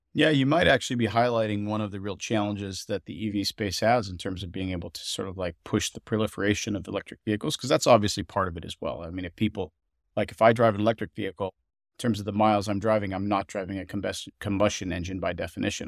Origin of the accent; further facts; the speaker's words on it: Montana, United States; I grew up, uh, surrounded by outdoorsmen in Montana